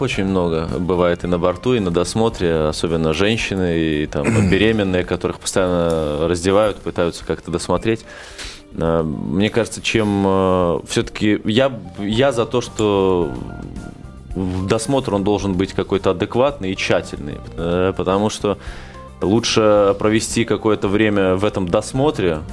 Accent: Minsk, Belarus; у меня на родине происходит в Минске

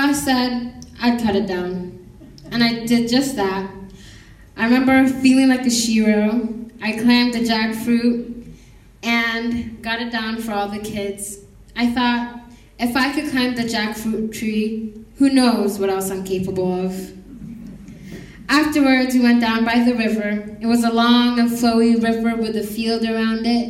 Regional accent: Uganda; now in Boise, United States; I was born in a refugee camp in Uganda. And so all I've known is Uganda

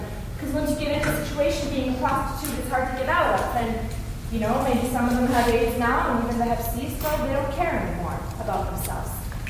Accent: Winnipeg, Manitoba, Canada; I'm from Winnipeg, Manitoba. Yeah, I came here for work.

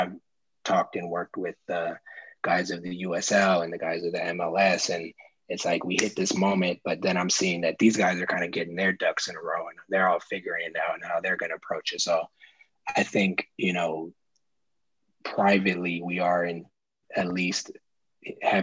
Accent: Oakland, California, United States; I live in Oakland. I'm from Oakland

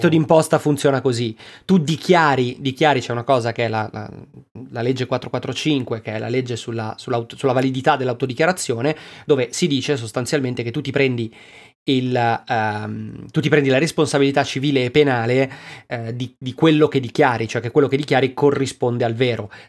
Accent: Lombardy, Italy; Oh, sono del Bresciano, eh.

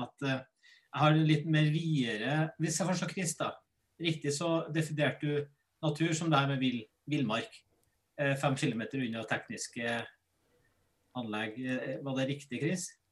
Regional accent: Norway; Norge vi er verdensmestere i strømforbruk

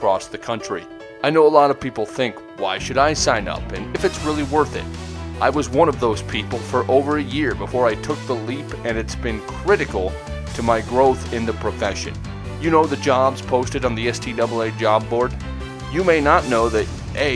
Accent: Nebraska, United States; moved away; I'm originally from Nebraska

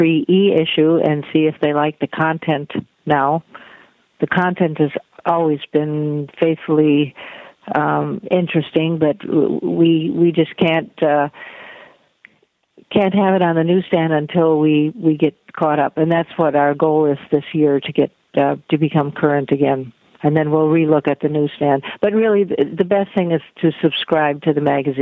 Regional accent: North Dakota, United States; when I was growing up in North Dakota

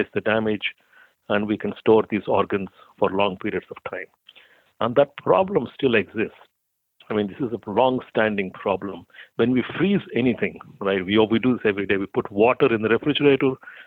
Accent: India; moved away as an adult; also born or lived in Boulder, Colorado, United States; now in United States; I came from India. So after I finished my mechanical engineering undergraduate degree, I was applying to graduate schools in the U.S.

